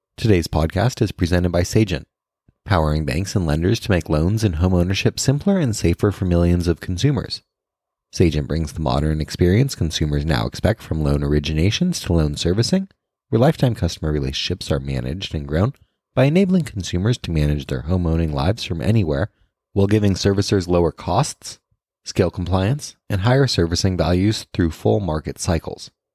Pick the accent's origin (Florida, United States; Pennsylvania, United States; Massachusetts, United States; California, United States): California, United States; Bay Area; I grew up in the Bay Area